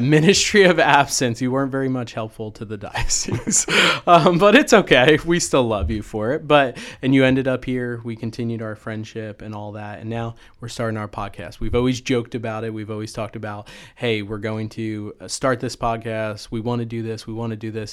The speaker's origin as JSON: {"language": "English", "region": "New Jersey", "country": "United States", "tie": "born or raised there", "also_born_or_lived": "Ennis, Texas / Coppell, Texas", "moved": "as an adult", "lives_now": "Texas, United States", "said": "I grew up in Jersey"}